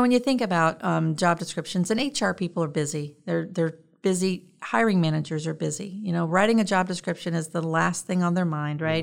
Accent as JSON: {"language": "English", "town": "Richmond", "region": "Indiana", "country": "United States", "tie": "born or raised there", "moved": "as an adult", "said": "I grew up in Richmond, Indiana, um, and I lived there until I, um, graduated high school and went in the Navy"}